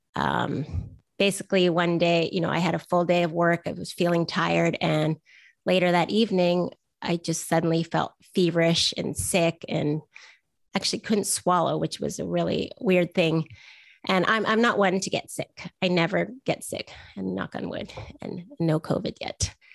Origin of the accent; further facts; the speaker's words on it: Vancouver, British Columbia, Canada; I'm from Vancouver